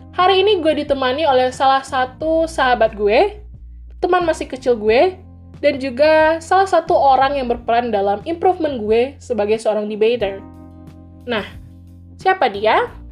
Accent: West Sumatra, Indonesia; mencintai kampung halaman jadi gue tetap SD di SD daerah gue

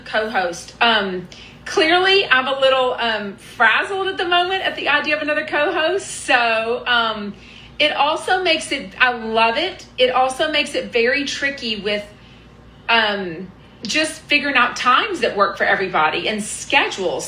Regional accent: Houston, Texas, United States; I'm from Houston. I took Spanish from sixth grade all through college

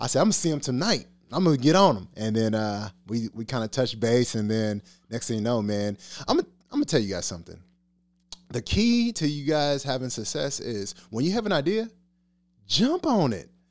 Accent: Liberty, Missouri, United States; I'm from the Liberty area as well

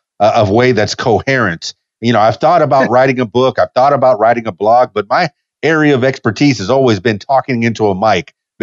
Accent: South Florida, United States; also born or lived in Miami / Homestead / Fort Lauderdale; now in Conway, United States; I'm in Conway, Arkansas now. … from the Florida Keys. I was born in Miami. I grew up in Homestead, Florida Keys, Fort Lauderdale.

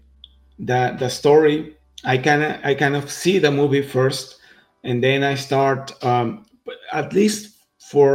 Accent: Mexico; I'm from Mexico, first of all. So as you can tell from my comic Adelita, I'm Mexican

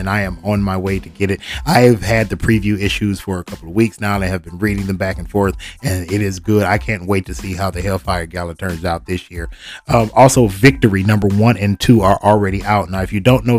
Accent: Detroit, Michigan, United States; my hometown, my city, the city that I love, Detroit, Michigan

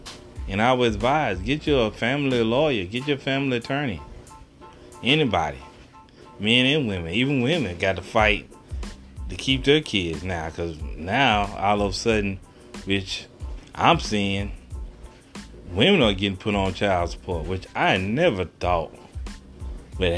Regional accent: Texas, United States; Excuse my accent, I am from Texas

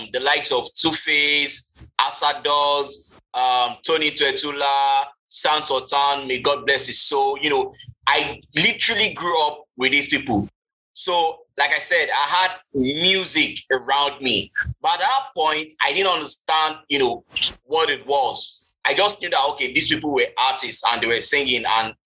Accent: Lagos, Nigeria; I grew up in Festac Town

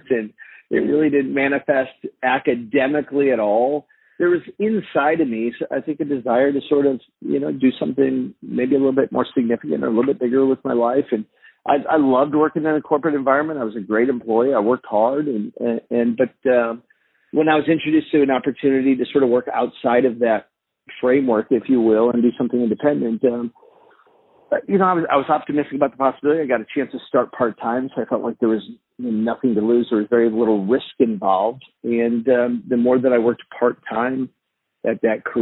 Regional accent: St. Louis, Missouri, United States; I grew up in St. Louis

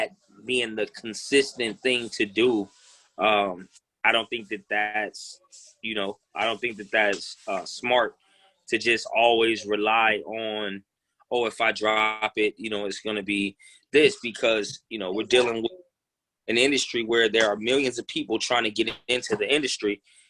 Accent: Midwest, United States; also born or lived in South / Los Angeles / New York; being that I'm from the Midwest. I've lived, in the South. I've lived in LA. I lived in New York.

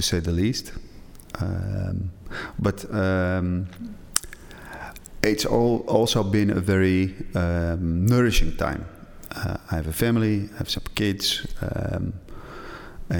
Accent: Edam, North Holland, Netherlands; In a very small village in Edam. It's about 30 minutes from Amsterdam

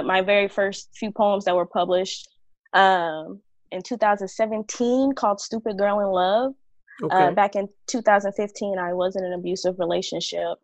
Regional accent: Dallas, Texas, United States; I'm a poet from Dallas, Texas

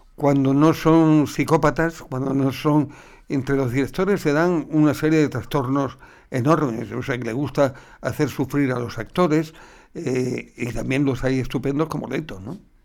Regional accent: Cáceres, Extremadura, Spain; moved away as an adult; aquí he vivido 20 años

